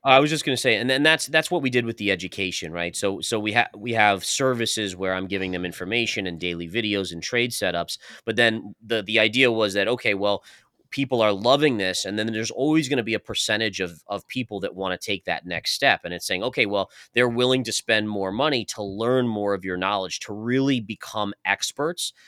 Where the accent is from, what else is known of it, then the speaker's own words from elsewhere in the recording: New York, United States; moved away as an adult; now in Tampa, United States; originally we're, we're all from New York